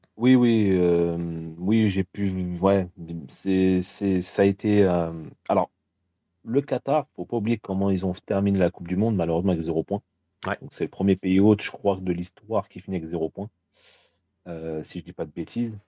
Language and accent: French; Paris, Île-de-France, France; je suis parisien